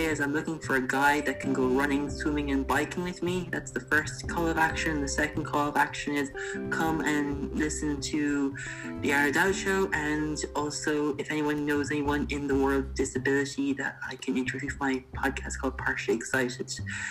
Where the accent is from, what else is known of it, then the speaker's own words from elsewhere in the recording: Limerick, Munster, Ireland; So I'm from Limerick.